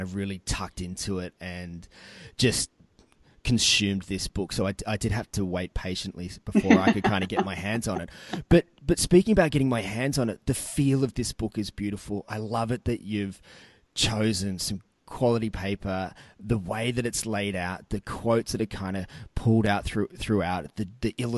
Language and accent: English; Newcastle, New South Wales, Australia; my hometown here of Newcastle